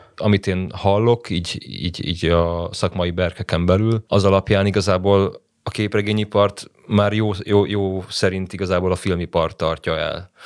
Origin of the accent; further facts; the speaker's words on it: Budapest, Hungary; én budapesti vagyok